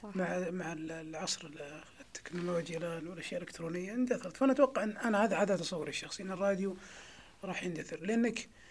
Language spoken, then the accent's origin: Arabic; Saudi Arabia; عندنا في السعوديه